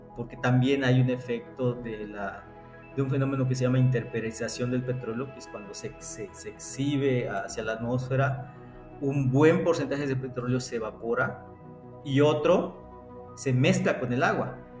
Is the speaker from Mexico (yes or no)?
yes; Yucatán, Mexico; te lo digo como mexicano, como yucateco